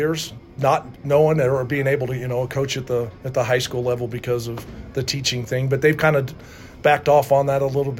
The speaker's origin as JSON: {"language": "English", "town": "Rock Springs", "region": "Wyoming", "country": "United States", "also_born_or_lived": "Utah / Hawaii", "lives_now": "Riverton, United States", "said": "Being from Rock Springs, my family is quite a basketball family."}